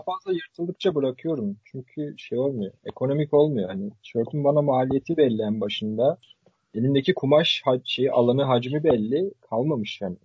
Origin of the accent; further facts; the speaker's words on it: Sivas Province, Turkey; Ben Sivaslı olarak